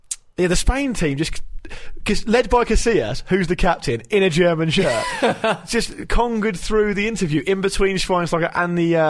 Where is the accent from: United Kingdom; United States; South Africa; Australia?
United Kingdom; England; we're English people